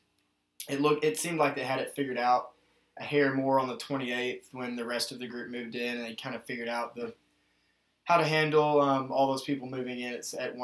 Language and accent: English; Nashville, Tennessee, United States; moved away as an adult; now in Middlebury, United States; I'm from Nashville, Tennessee, and found my way up here to Middlebury College